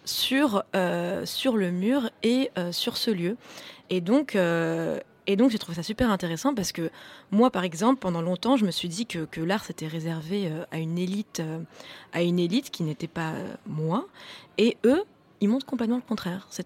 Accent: Florence, Tuscany, Italy; French is a second language; Moi, je viens d'Italie, de, Florence.

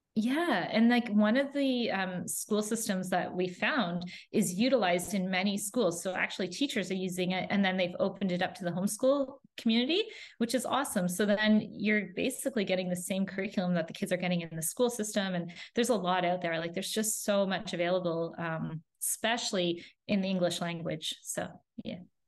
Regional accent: Canada; moved away; also born or lived in Florida; we're originally from Canada and we moved to Florida.

